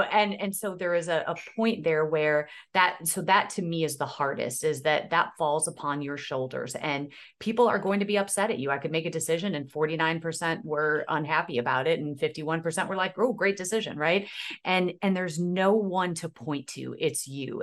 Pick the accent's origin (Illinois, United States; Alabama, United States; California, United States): Illinois, United States; Aurora; I'm born and raised in Aurora, Illinois